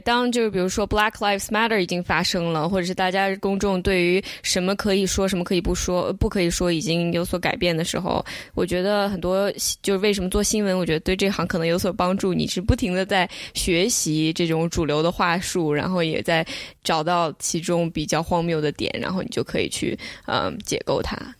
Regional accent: China; now in United States; 我作为一个中国人，我在中国长大，我刚来美国的时候

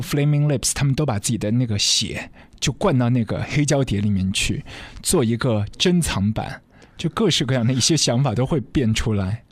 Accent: Shanghai, China; 在我们上海这边很多的一些乐迷，以前会到固定的地方去淘碟

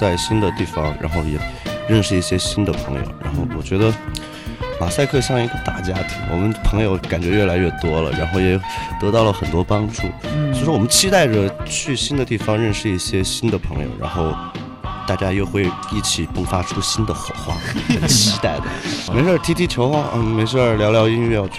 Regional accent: Chengdu, Sichuan, China; 因为我们是离海比较远的一个省，

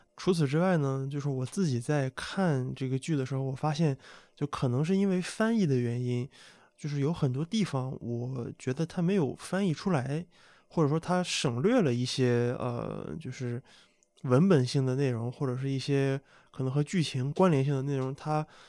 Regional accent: Qingdao, Shandong, China; 我作为一个中国人，我特别我又是山东青岛出生的

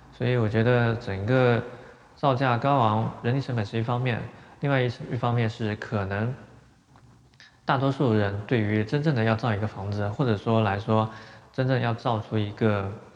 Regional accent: China; 其中也包括了我们中国人王树

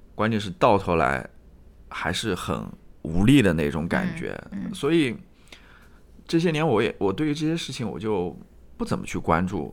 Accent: Jiangsu, China; 东部的，我是来自江苏的

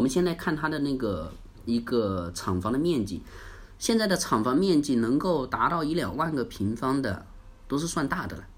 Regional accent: China; 我们中国人

